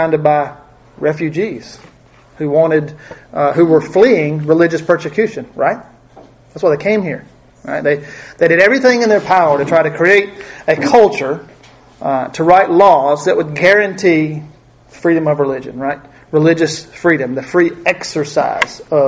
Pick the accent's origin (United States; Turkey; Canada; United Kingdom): United States; we in America